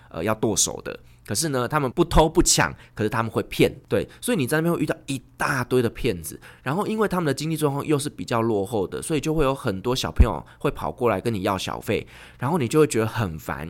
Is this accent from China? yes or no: no; Taiwan; moved away; also born or lived in Turkey; 我们台湾人